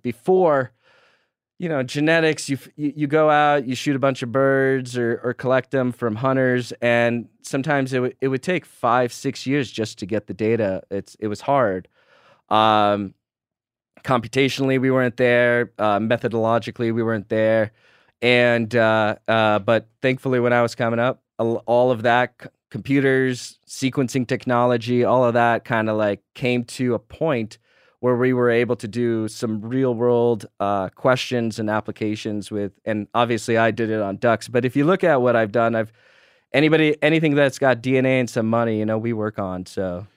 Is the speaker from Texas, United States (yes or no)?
yes; Texas, United States; I'm from Texas